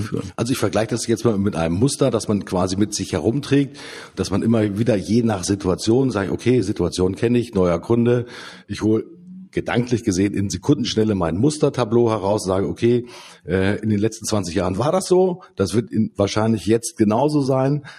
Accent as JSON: {"language": "German", "region": "Lower Saxony", "country": "Germany", "said": "Bei uns in Niedersachsen"}